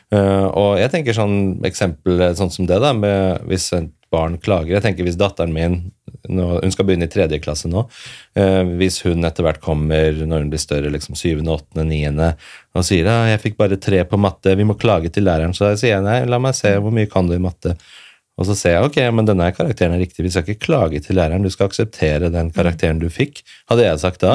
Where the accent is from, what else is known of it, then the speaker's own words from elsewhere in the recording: Oslo, Norway; jeg vokste opp på Furuset her i Oslo